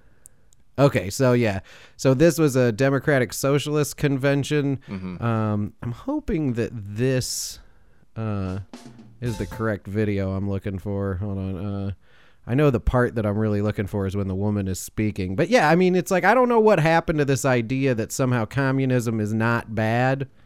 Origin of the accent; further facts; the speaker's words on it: United States; I'm an American